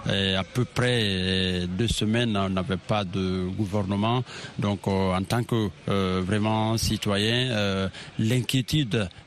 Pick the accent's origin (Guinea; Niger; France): Guinea; Euh, en tant que bon Guinéen, en tout cas, on ne peut que se, se réjouir